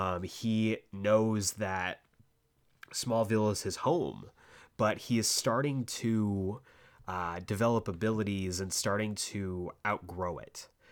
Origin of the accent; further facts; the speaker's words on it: Tucson, Arizona, United States; And so growing up in Tucson felt incredibly slow.